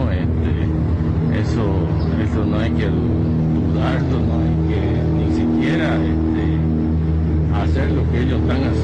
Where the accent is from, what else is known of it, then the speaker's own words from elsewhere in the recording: Bolivia; recurrir como ciudadano boliviano.